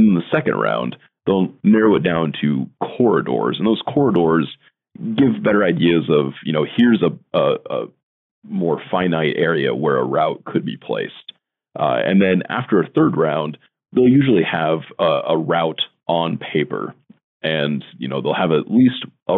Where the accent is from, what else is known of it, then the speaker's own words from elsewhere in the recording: Norfolk, Nebraska, United States; also born or lived in Lyons, Nebraska; my hometown in Norfolk, Nebraska